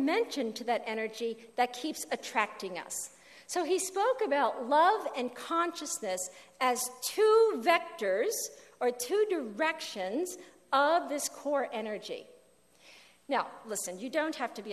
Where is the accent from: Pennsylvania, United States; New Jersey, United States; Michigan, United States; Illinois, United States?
New Jersey, United States; where I grew up in New Jersey, we had a phone on the wall.